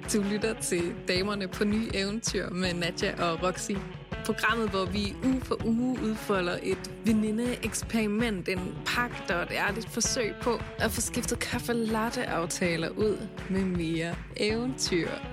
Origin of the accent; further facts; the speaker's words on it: North Jutland, North Denmark Region, Denmark; moved away; jeg har jo været hjemme i Nordjylland med min kæreste mange gange